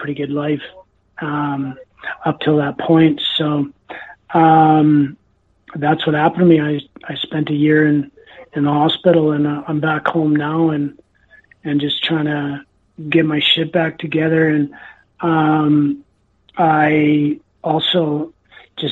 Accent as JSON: {"language": "English", "town": "Enderby", "region": "British Columbia", "country": "Canada", "tie": "born or raised there", "said": "my hometown, Enderby, British Columbia"}